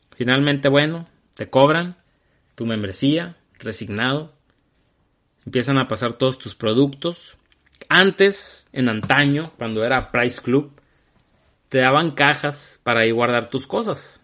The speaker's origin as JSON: {"language": "Spanish", "town": "Hermosillo", "region": "Sonora", "country": "Mexico", "said": "los que somos de Hermosillo y somos de mi edad"}